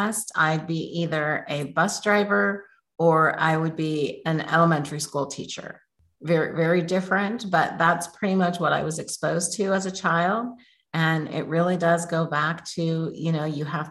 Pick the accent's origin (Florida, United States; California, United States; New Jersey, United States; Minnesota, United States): California, United States; Oakland; I grew up in Oakland, California, not the good part at that time